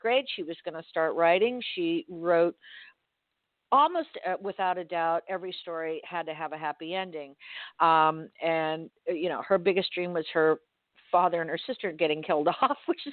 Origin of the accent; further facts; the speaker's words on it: Miami, Florida, United States; I'm from Miami. I was born and raised there